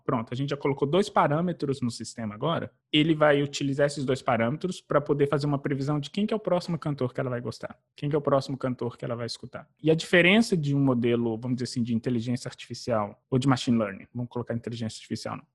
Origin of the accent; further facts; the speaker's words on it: Belo Horizonte, Minas Gerais, Brazil; moved away as an adult; now in New York, United States; eu sou mineiro de BH, nasci, cresci é, na comunidade do Alto Veracruz, em Belo Horizonte.